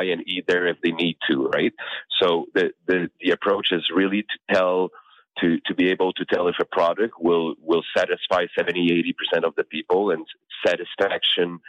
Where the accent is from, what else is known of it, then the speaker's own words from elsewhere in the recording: Canada; I'm Canadian